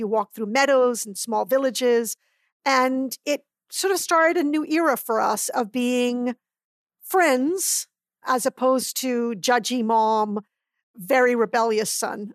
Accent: Barbados; also born or lived in Trinidad; now in United States; I was born in Trinidad and raised in Barbados.

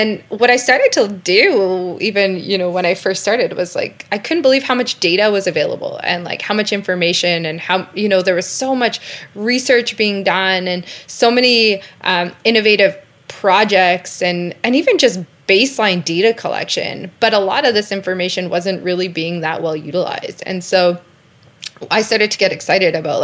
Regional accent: Calgary, Alberta, Canada; I grew up in Calgary

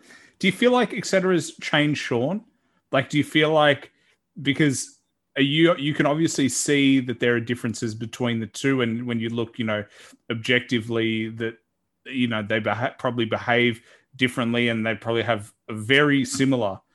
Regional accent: Australia; a guy from Australia

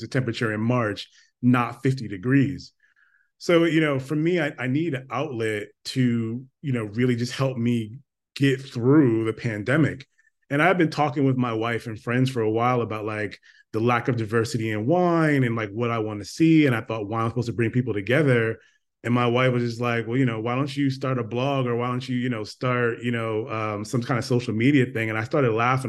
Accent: Stamford, Connecticut, United States; moved away as an adult; now in Northern California, United States; grew up in Stamford, Connecticut in the very, very, very, very, very early eighties. Um, you know, born, born and raised

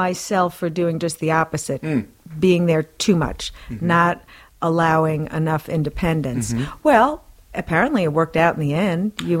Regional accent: Long Island, New York, United States; now in Albany, United States; I'm from Long Island.

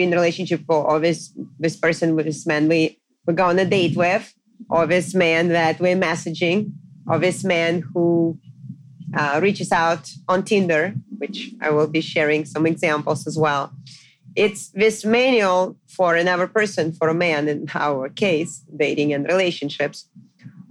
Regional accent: Moscow, Russia; moved away as an adult; also born or lived in Pennsylvania, United States; now in New York City, United States; I was born and raised in Moscow, Russia

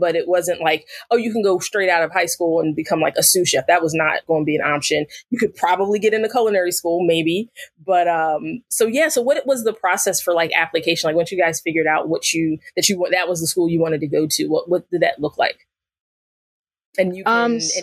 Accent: New Jersey, United States; moved away; also born or lived in Arizona; I lived in Arizona, I grew up in New Jersey.

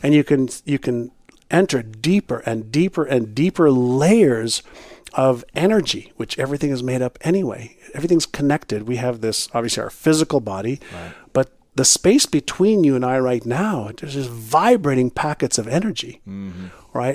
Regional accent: Montreal, Quebec, Canada; first language Hebrew; English is a second language; moved away as an adult; also born or lived in Israel / Toronto; When I was um, five, six, seven years old, I moved from Israel to Montreal. I spoke mm-hmm. Hebrew, but not English or French

